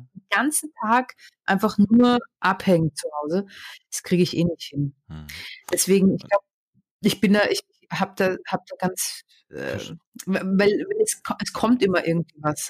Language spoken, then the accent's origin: German; Austria; moved away as an adult; also born or lived in England; now in Berlin, Germany; ich war Österreicherin